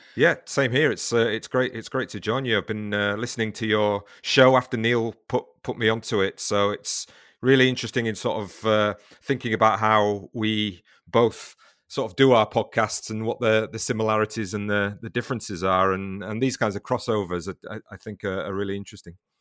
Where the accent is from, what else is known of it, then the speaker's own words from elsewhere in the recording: the north of England, United Kingdom; now in Brighton, United Kingdom; I'm from the north of England originally